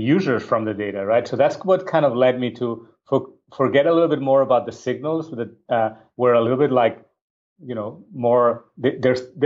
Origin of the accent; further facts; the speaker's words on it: Barcelona, Catalonia, Spain; moved away as an adult; I'm originally from Barcelona, Spain